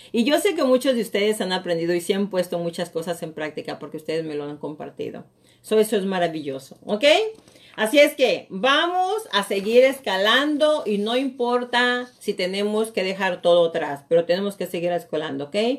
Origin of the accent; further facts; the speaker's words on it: Mexico; moved away as an adult; now in United States; Yo soy latina, yo tengo acento y todo